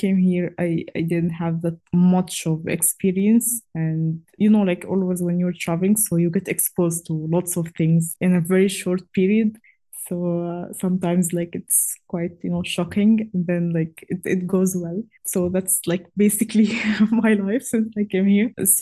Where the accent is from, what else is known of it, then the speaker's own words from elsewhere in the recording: Cairo, Cairo Governorate, Egypt; moved away as an adult; now in Karlovac, Croatia; I'm from Cairo, Egypt